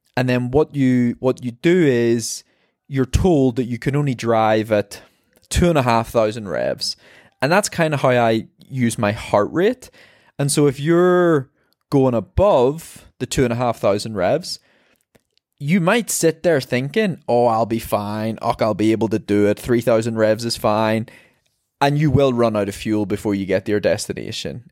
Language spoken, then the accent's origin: English; Ireland; I'm an Irish marathon runner